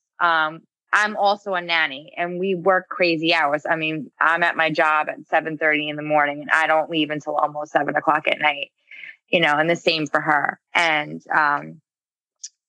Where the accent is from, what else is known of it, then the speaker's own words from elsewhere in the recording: Glen Cove, New York, United States; I'm originally from Glen Cove